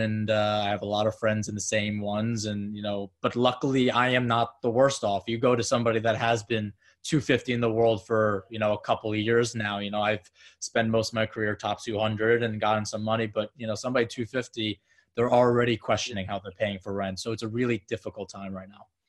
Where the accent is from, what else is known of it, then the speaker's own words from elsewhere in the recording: Long Island, New York, United States; also born or lived in Florida; born and raised in Long Island, New York, just about 25 minutes outside the city